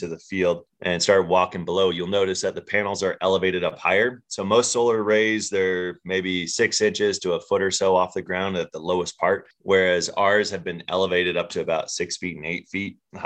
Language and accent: English; Northeast Tennessee, United States; moved away; also born or lived in Africa; I grew up in Northeast Tennessee, which is about a 2-day drive from here